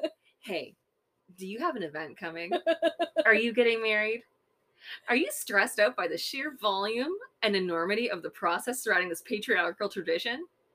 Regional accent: Canada; I'm Canadian.

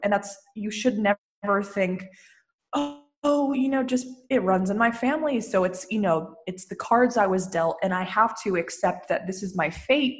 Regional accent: Lafayette, California, United States; moved away as an adult; now in Santa Monica, United States; I was born and raised in Lafayette

